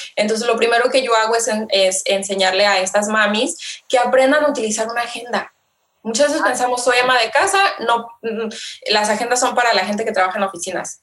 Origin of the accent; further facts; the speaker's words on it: Mexico; como buena mexicana, eh, buena latina